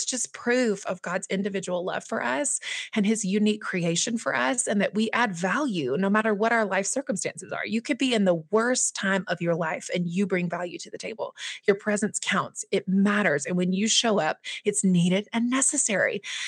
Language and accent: English; Southeast, United States; Right, and that isn't abnormal as it is in like some of the smaller smaller towns where I was raised in the Southeast, for example.